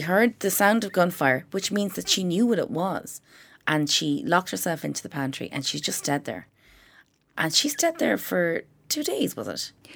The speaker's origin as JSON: {"language": "English", "country": "Ireland", "said": "we're from Ireland"}